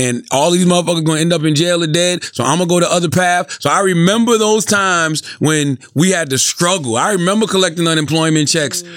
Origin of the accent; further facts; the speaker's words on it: Moncks Corner, South Carolina, United States; growing up in Monk's Corner